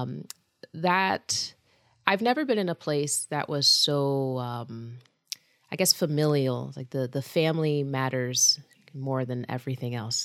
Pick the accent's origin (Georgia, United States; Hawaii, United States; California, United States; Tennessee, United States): Georgia, United States; Lawrenceville; moved away as an adult; also born or lived in Indiana / Kansas / South Carolina; now in Pennsylvania, United States; I grew up in Lawrenceville, Georgia